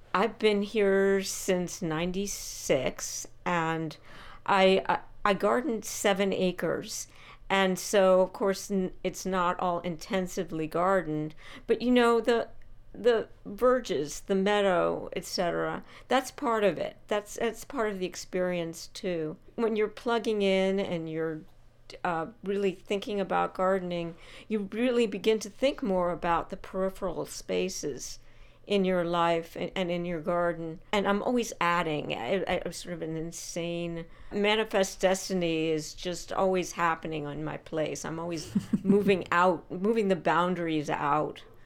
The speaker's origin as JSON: {"language": "English", "area": "Bucks County", "region": "Pennsylvania", "country": "United States", "tie": "born or raised there", "moved": "yes", "said": "as a young child, I was in Bucks County, Pennsylvania"}